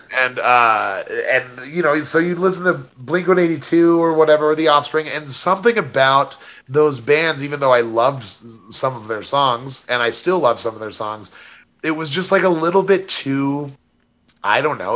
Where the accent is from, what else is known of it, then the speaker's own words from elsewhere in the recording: Monument, Colorado, United States; my hometown of Monument